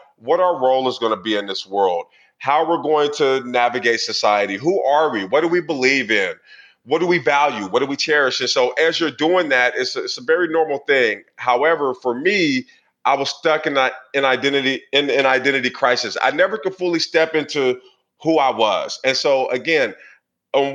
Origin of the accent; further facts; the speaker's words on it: Portland, Oregon, United States; I grew up in Portland, Oregon in the 80s